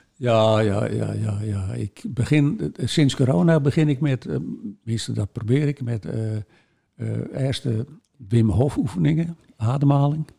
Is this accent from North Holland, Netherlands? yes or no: yes; Volendam, North Holland, Netherlands; wij binnen natuurlijk als Volendammers